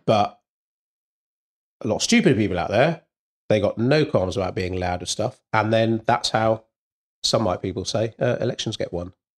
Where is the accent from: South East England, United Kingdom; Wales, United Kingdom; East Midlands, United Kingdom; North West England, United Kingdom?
Wales, United Kingdom; being Welsh